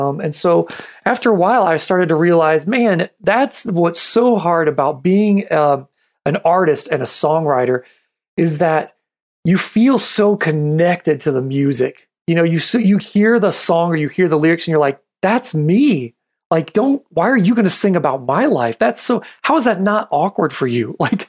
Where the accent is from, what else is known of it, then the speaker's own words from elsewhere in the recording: New Mexico, United States; also born or lived in Michigan; I was born in Michigan. My family's there. So I love my family from Michigan, but I'm New Mexico.